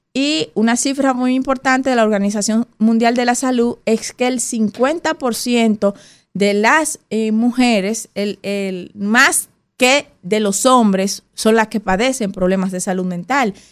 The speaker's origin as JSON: {"language": "Spanish", "country": "Dominican Republic", "said": "nosotros como dominicanos y dominicanas"}